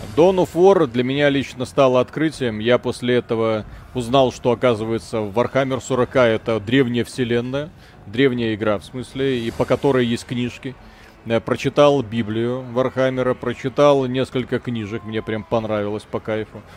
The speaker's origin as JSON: {"language": "Russian", "country": "Belarus", "said": "мы же белорусы"}